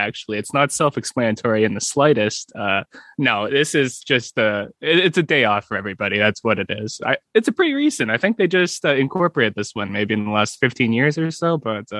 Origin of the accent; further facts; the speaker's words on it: Canada; Being Canadian